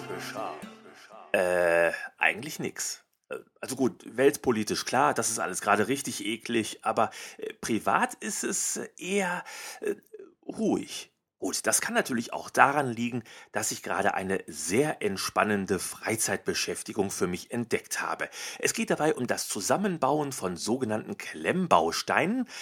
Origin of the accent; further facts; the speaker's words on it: North Rhine-Westphalia, Germany; Ich komme aus Nordrhein-Westfalen. Hier ist der Pott.